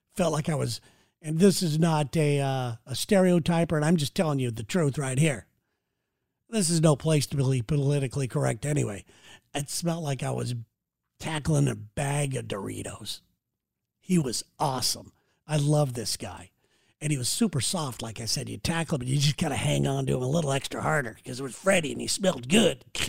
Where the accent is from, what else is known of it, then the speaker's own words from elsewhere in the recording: Santa Ana, California, United States; growing up in Santa Ana, California